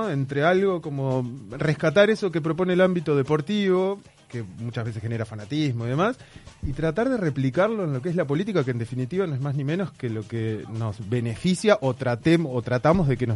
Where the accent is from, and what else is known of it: Uruguay